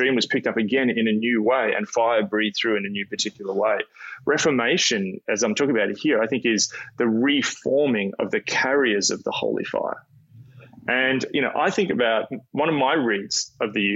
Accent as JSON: {"language": "English", "country": "Australia", "said": "as an Australian"}